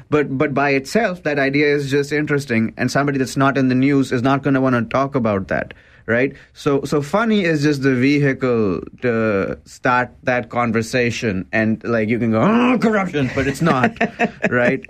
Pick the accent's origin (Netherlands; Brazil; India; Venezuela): India; also born or lived in Waterloo, Canada; now in Canada; I'm from an Indian family, I'm an immigrant.